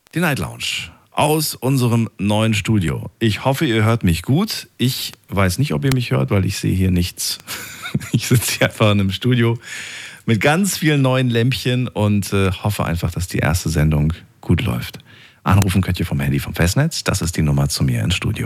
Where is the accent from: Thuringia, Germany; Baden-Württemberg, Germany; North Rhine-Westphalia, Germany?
Thuringia, Germany; near Eisenach; Da bin ich in der Nähe geboren